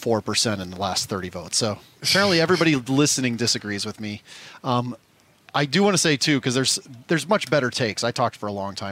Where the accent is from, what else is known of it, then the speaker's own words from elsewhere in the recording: Omaha, Nebraska, United States; I come from Omaha, Nebraska. I had one Walmart I went to as a kid